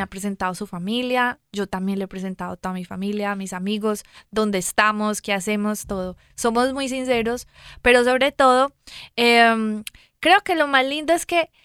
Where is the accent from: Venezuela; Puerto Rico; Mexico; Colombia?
Colombia; si me escuchan mi acento, yo soy de Colombia.